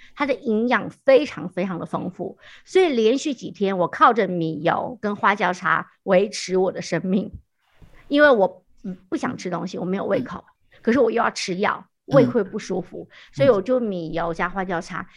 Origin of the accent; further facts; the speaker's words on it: Hanzhong, Shaanxi, China; 我的家乡是在，现在是陕西汉中